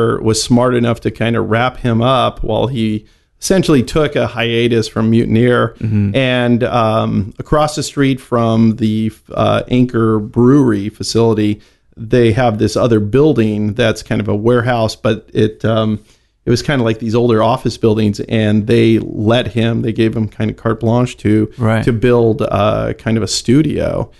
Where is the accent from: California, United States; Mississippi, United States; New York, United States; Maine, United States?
California, United States; San Jose; I'm a native Northern Californian.